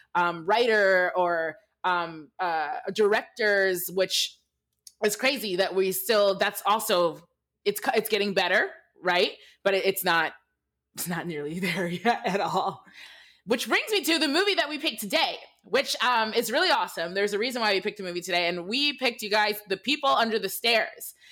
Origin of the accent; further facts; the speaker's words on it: Michigan, United States; I, I grew up in Michigan. I grew up in an all white town in Michigan.